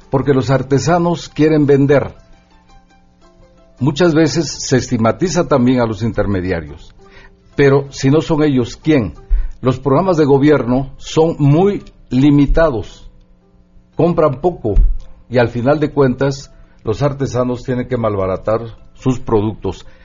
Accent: Mexico; que es parte de nosotros como mexicanos. Eh, en primer lugar, a nosotros como indígenas nos toca cuidar, proteger, defender

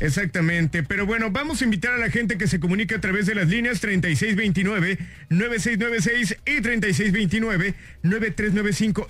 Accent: Hidalgo, Mexico; yo soy de allá, de Coctepec algo

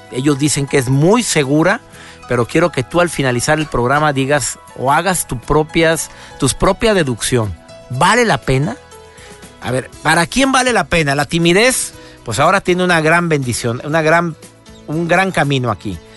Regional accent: Mexico; en México, en mi país

